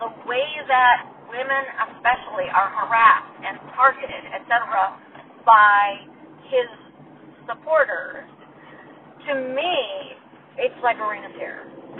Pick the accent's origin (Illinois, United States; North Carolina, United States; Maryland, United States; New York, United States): Illinois, United States; Chicago; Yeah, but I'm from Chicago.